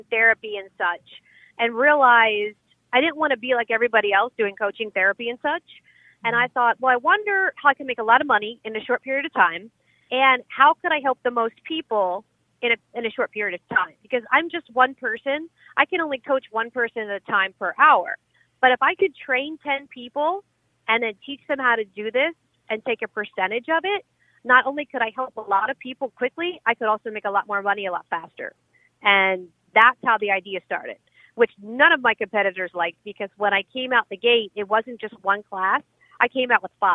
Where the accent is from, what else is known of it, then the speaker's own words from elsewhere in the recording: Pottstown, Pennsylvania, United States; moved away as an adult; now in Miami, United States; I am from Philadelphia, actually from Pottstown, Pennsylvania, which is 40 miles west of Philadelphia